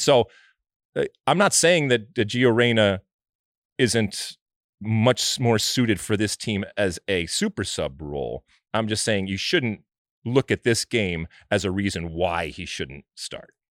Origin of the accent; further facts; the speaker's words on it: United States; I'm American